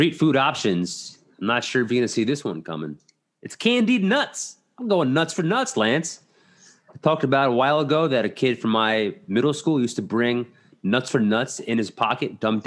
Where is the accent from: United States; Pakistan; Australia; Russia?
United States; New York City, New York; born or raised there